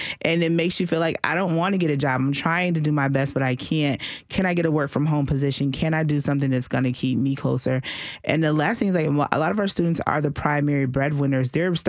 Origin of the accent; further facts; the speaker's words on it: Massachusetts, United States; moved away as an adult; And I came down here from Massachusetts to go to Tennessee State. So I was out of state.